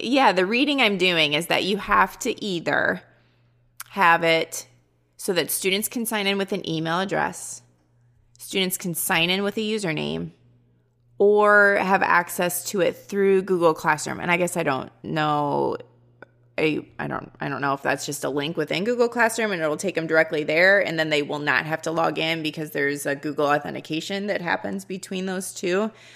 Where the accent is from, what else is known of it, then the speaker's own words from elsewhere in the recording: Midwest, United States; accent: Midwestern; I have the Midwestern accent and I'm a little out of place